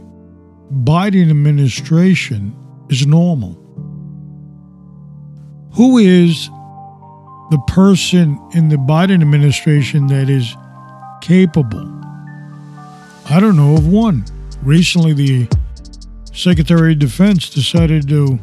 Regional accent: United States; also born or lived in Florida; we as American citizens

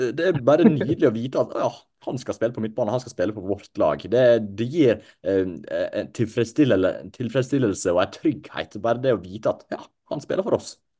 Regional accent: Ålesund, Møre og Romsdal, Norway; jeg er jo fra, eh, ikke så langt fra Ålesund, jeg er født i Ålesund

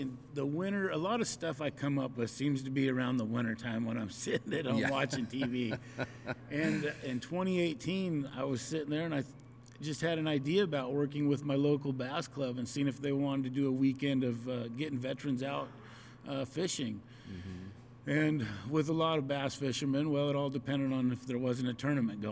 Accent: Wenatchee, Washington, United States; I was born and raised here in Wenatchee, Washington, went to Rock Island grade school, graduated Eastmont

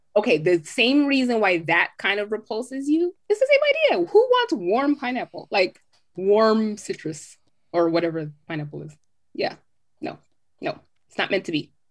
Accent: Southern California, United States; moved away as an adult; also born or lived in Jamaica; now in Atlanta, United States; growing up in Southern California

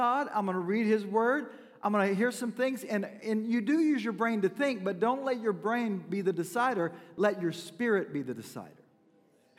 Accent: Mena, Arkansas, United States; moved away; also born or lived in Fort Smith, Arkansas; I was born in Fort Smith, raised in Mena

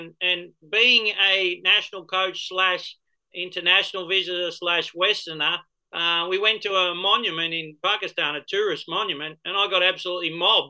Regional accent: Australia

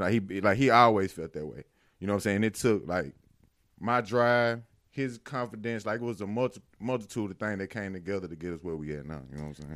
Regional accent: Louisville, Mississippi, United States; also born or lived in Carthage, Mississippi; I'm from Winston County, man. Um, I was born and raised there.

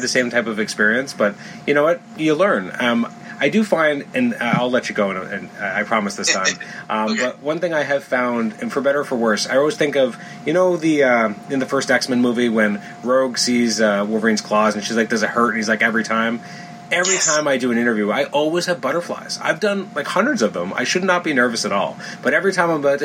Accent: Toronto, Ontario, Canada; I'm from Toronto

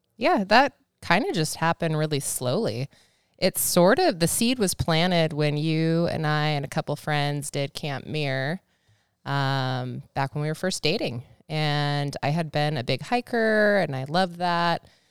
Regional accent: Snohomish, Washington, United States; my parents just, they like, they like Snohomish County

